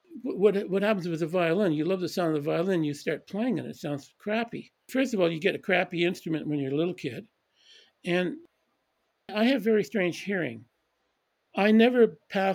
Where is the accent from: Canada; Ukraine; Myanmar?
Canada; Edmonton, Alberta; moved away; also born or lived in Calgary / London / Switzerland; I grew up in Edmonton mostly. I was born in Calgary and then returned to Calgary.